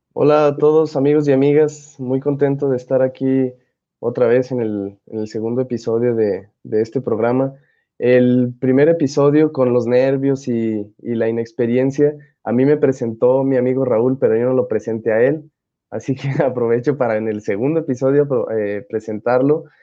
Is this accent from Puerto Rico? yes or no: no; Mexico; cuando uno la ve como mexicano